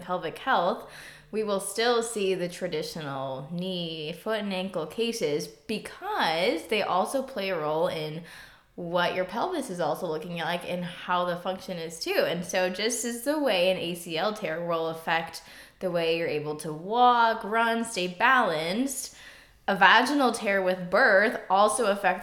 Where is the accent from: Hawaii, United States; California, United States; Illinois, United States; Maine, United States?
Illinois, United States; Chicago suburbs; moved away; also born or lived in St. Louis, Missouri; I grew up in the Chicago suburbs